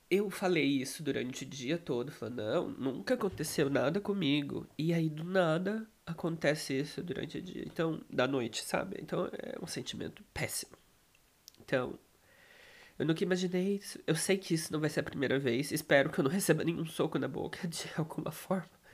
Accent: Brazil; moved away as an adult; now in Poland; Eu não saí do Brasil

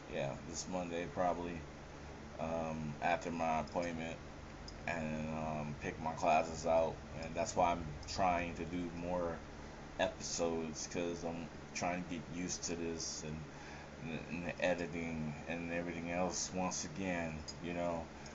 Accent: San Francisco, California, United States; Oh, I'm from San Francisco.

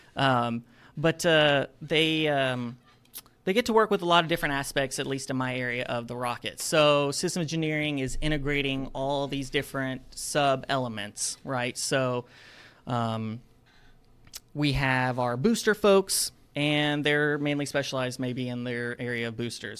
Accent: Madison, Alabama, United States; I am from Madison, Alabama, which is that small town surrounded by Huntsville

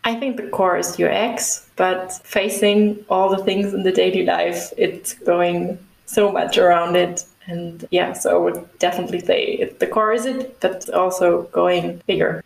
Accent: the area around Stuttgart, Baden-Württemberg, Germany; also born or lived in Schwäbisch Gmünd; now in Munich, Germany; I'm from Germany, right now located in Munich, but I'm originally from the area around Stuttgart

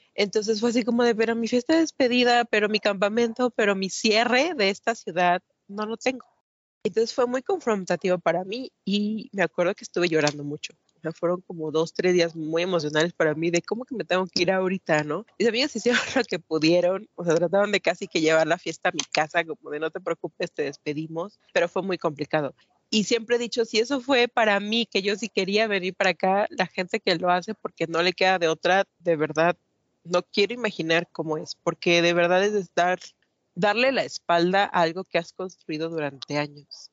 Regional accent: Matamoros, Tamaulipas, Mexico; moved away as an adult; now in Mexico City, Mexico; yo crecí en Matamoros, Tamaulipas, nací aquí, pero me llevaron para allá cuando tenía como dos meses, entonces básicamente me crié en la frontera de México

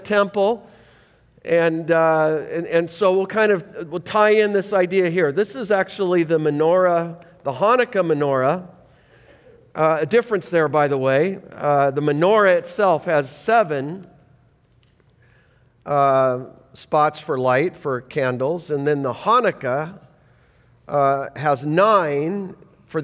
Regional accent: Canada; I'm not Jewish, I'm as hockey Canadian as it gets, traced back to England

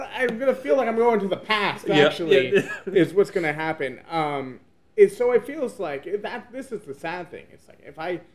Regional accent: United States; first language English; moved away as an adult; now in China; as an American living here

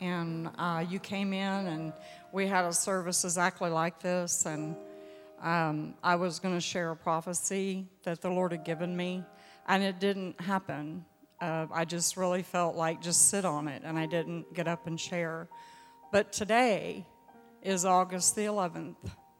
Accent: Louisiana, United States; I'm from Louisiana

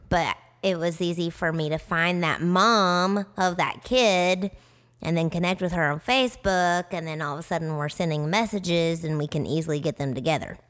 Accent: Tennessee, United States; accent: southern; now in Arizona, United States; we're from Tennessee

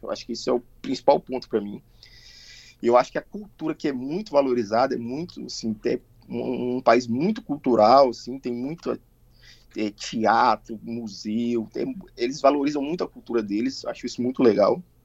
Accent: Colatina, Espírito Santo, Brazil; moved away as an adult; also born or lived in Vitória, Brazil / São Paulo, Brazil; now in Clermont-Ferrand, France; Eu sou de Colatina. Mas eu já morei em Vitória também

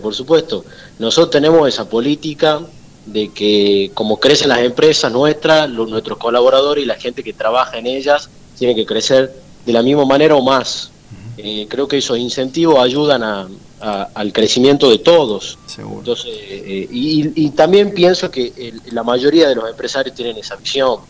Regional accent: Argentina; nosotros somos argentinos

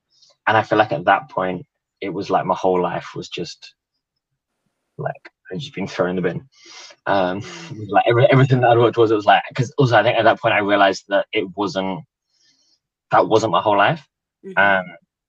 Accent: England, United Kingdom; born there; also born or lived in New Zealand / Italy; I was born in England, but spent a lot of my life living in New Zealand and a bit in Italy, actually, for university. Been back in London six years, something like that.

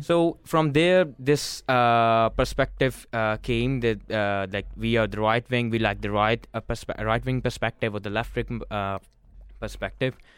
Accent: Pakistan; moved away; I'm from Pakistan

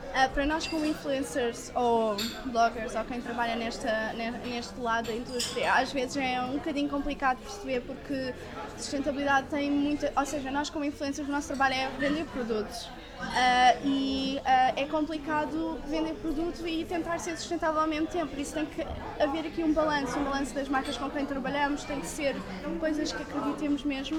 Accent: Portugal; nós, como portugueses

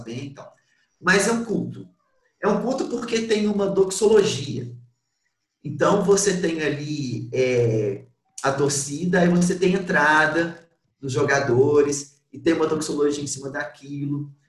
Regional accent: Belo Horizonte, Minas Gerais, Brazil; Eu sou de Belo Horizonte

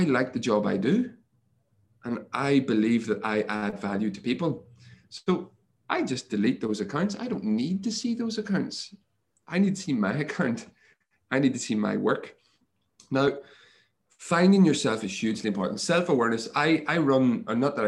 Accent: Northern Ireland, United Kingdom; moved away as an adult; also born or lived in Montpellier, France; when I grew up in Ireland, in Northern Ireland, physical contact wasn't the thing that we did

